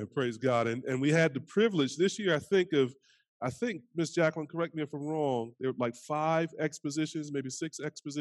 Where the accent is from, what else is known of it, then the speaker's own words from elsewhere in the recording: North Carolina, United States; So I'm from down south, greatest state in the country, North Carolina.